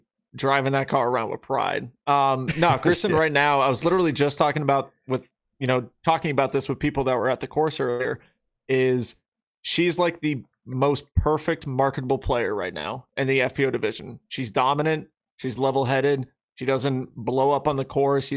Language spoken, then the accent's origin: English; Millbury, Massachusetts, United States; When I was growing up in Millbury, Mass